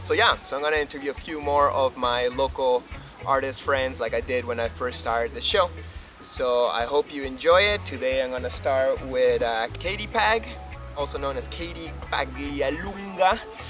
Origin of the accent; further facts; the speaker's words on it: Montreal, Quebec, Canada; I am back in my hometown, beautiful Montreal, Quebec, Canada.